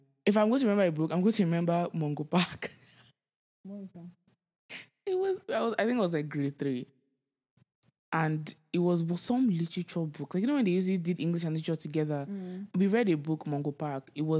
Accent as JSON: {"language": "English", "country": "Nigeria", "tie": "born or raised there", "said": "Growing up in Nigeria, generator, the whole process of..."}